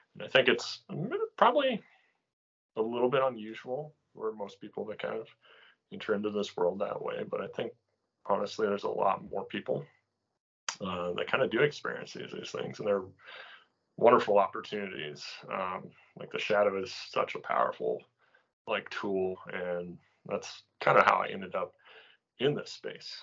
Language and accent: English; coastal Maine, United States; I grew up here in coastal Maine.